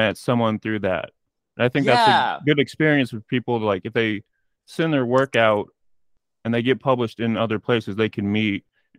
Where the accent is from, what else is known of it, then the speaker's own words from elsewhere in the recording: Tulsa, Oklahoma, United States; I'm from Tulsa. I live in Tulsa